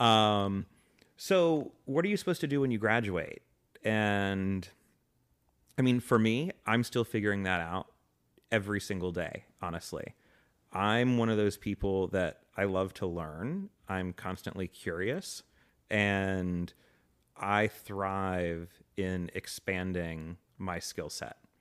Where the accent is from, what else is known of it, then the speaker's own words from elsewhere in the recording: Atlanta, Georgia, United States; moved away; also born or lived in Lakeland, Florida; I was born in Florida and then grew up in Atlanta